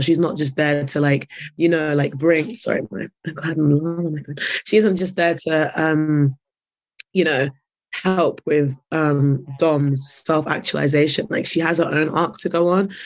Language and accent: English; London, United Kingdom; I'm from North